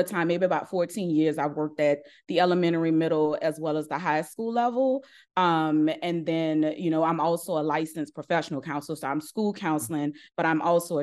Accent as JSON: {"language": "English", "town": "New Orleans", "region": "Louisiana", "country": "United States", "said": "I'm originally from New Orleans, Louisiana."}